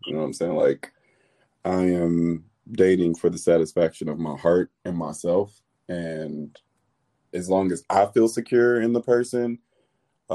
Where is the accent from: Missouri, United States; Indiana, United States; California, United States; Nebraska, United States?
Indiana, United States; Indianapolis; now in Los Angeles, United States; I'm a transplant in Los Angeles, but I'm definitely from the Midwest, Indianapolis